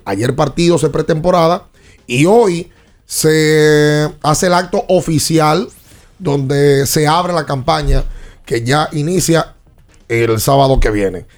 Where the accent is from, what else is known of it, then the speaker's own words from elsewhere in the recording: Dominican Republic; nosotros como dominicanos